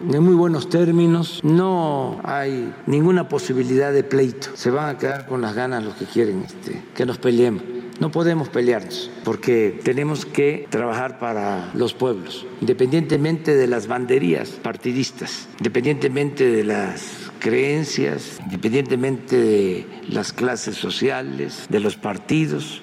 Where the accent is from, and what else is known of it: Mexico